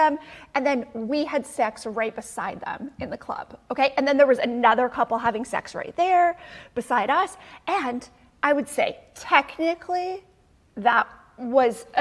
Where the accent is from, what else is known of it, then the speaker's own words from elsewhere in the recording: Canada; now in United States; I'm Canadian